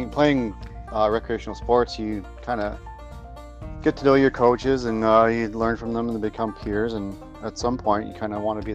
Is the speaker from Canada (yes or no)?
yes; Canada; now in London, Canada; growing up as a Canadian kid